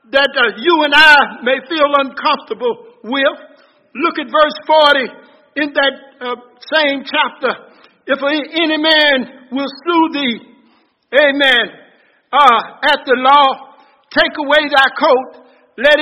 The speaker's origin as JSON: {"language": "English", "town": "Salisbury", "country": "United States", "tie": "born or raised there", "said": "I was the boy from Dixonville."}